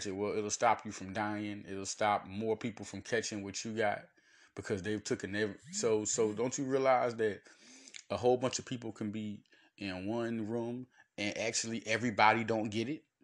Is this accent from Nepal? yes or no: no; United States; It's a gift and a curse being an American